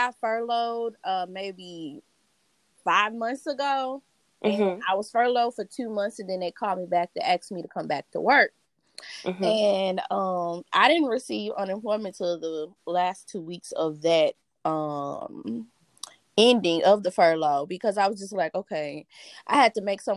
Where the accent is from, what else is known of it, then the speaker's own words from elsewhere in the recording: East St. Louis, Illinois, United States; I'm from East St. Louis, Illinois